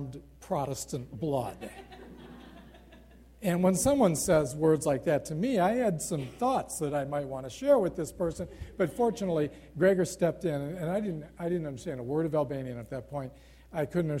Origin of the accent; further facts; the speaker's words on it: United States; moved away as an adult; I'm from America